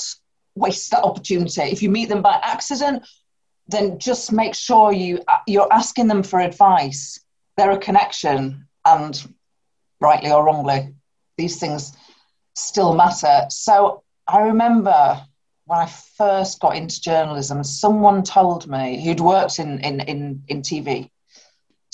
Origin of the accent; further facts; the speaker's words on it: Bradford, Yorkshire and the Humber, United Kingdom; I grew up in Bradford